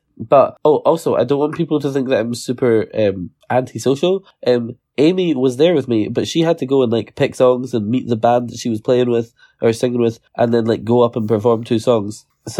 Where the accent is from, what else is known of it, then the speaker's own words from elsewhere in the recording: Scotland, United Kingdom; I'm from Scotland.